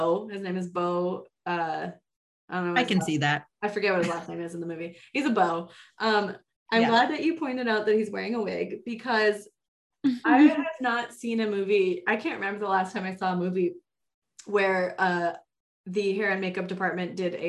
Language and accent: English; the Bay Area, California, United States; I am from the Bay Area. I'm not from Napa or Sonoma, but I grew up very close to wine country